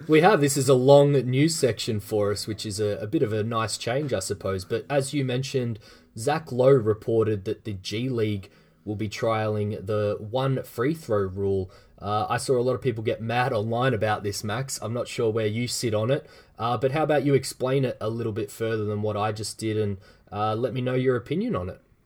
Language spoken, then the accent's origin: English; Australia; as an Australian